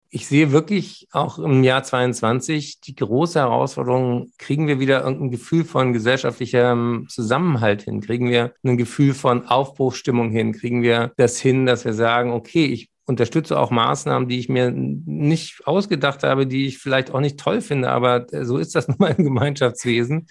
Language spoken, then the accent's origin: German; Berlin, Germany; Ich bin ja Berliner